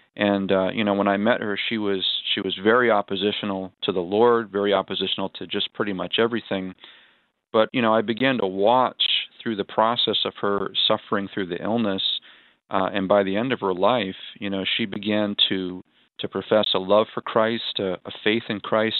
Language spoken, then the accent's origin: English; Gilmanton Iron Works, New Hampshire, United States; my hometown of Gilmanton Ironworks